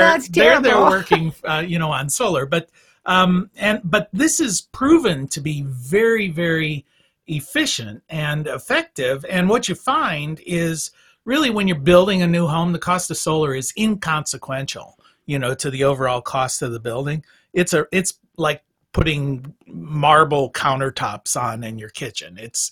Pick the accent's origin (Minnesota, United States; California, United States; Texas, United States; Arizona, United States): Minnesota, United States; Minnesota, my hometown